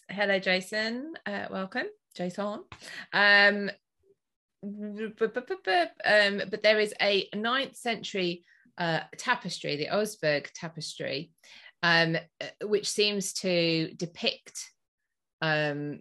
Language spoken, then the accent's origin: English; United Kingdom; I'm being very British and I'm bringing in my British humour